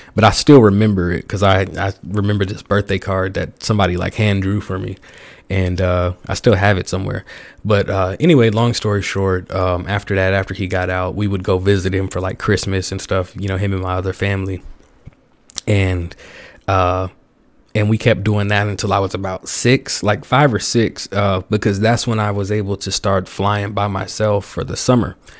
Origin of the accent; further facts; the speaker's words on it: the South, United States; growing up in the South